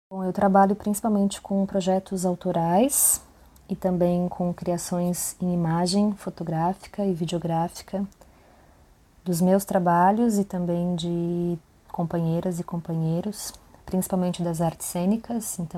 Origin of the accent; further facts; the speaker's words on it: Santo Augusto, Rio Grande do Sul, Brazil; born there; now in Florianópolis, Brazil; tenho 32 anos, dos quais mais da metade foram vividos aqui em Floripa. Eu sou nascida em Santo Augusto, Rio Grande do Sul, uma cidade onde eu nunca morei de fato